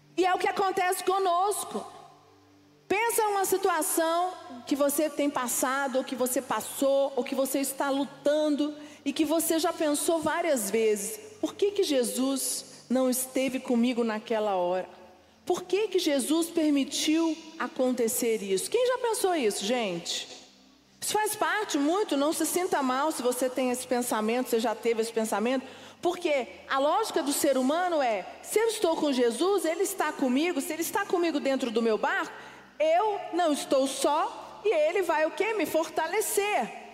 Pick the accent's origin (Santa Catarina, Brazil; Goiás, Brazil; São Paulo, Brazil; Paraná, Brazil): Goiás, Brazil; Goiânia; quando eu era criança, nós morávamos em Goiânia